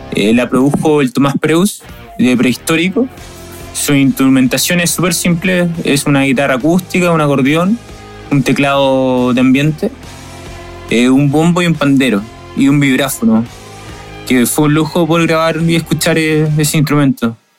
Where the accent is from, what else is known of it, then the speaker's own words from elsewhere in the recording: Santiago, Santiago Metropolitan Region, Chile; integrante de …. Somos de Santiago de Chile.